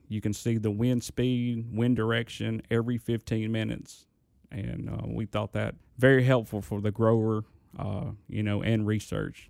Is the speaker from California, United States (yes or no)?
no; Indianola, Mississippi, United States; I'm from Indianola, Mississippi.